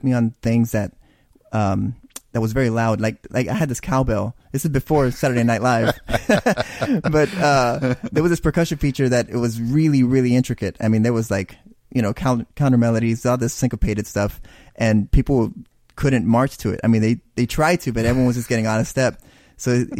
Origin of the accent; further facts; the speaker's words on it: Big Wells, Texas, United States; I'm from Big Wells